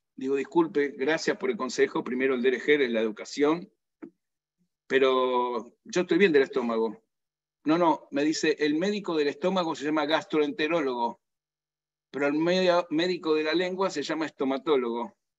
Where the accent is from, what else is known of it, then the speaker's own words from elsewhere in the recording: Argentina; nací en Argentina